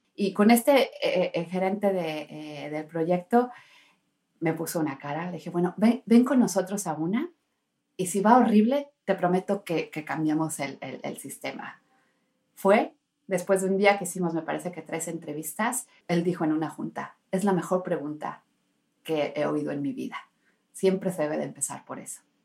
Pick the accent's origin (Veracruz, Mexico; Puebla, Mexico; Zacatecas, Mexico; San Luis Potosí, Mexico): Puebla, Mexico; Tehuacán; now in Finland; Yo soy de México, de Tehuacán, Puebla.